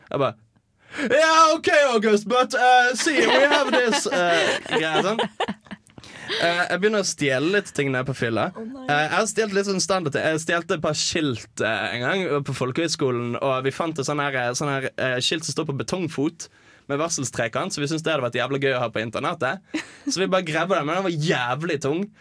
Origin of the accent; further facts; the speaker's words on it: Bergen, Vestland, Norway; moved away; jeg er hjemme i Bergen